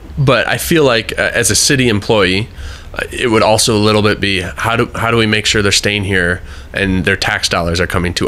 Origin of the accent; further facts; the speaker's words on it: Sun Prairie, Wisconsin, United States; I grew up in Sun Prairie